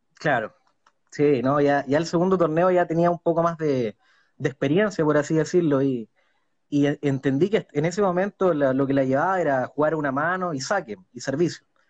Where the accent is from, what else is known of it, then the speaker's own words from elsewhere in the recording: Chile; also born or lived in Concepción; soy de Chile y vivo en Concepción.